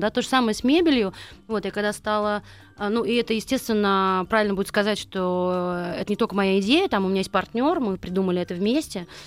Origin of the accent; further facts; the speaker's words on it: Nizhny Novgorod, Nizhny Novgorod Oblast, Russia; moved away as an adult; also born or lived in United States; now in Moscow, Russia; я вообще выросла в Нижнем Новгороде, то есть я не москвичка